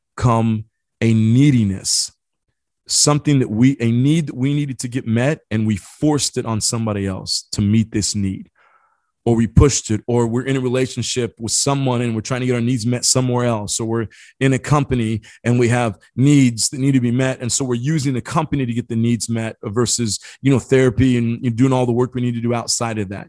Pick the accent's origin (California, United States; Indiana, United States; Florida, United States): Indiana, United States; I grew up in Indiana